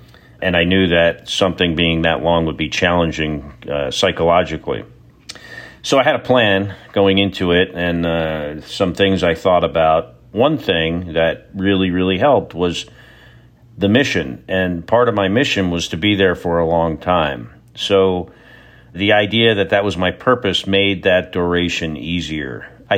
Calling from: Texas, United States; I'm in Texas.

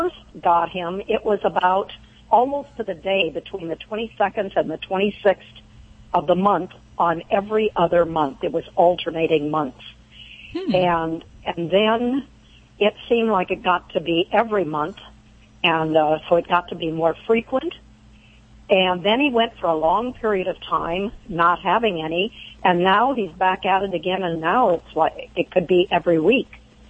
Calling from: Laurel Bay, California, United States; Laurel Bay, California.

